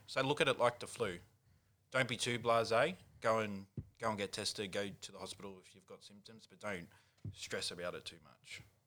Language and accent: English; Newcastle, New South Wales, Australia; now in Sydney, Australia; back in Newcastle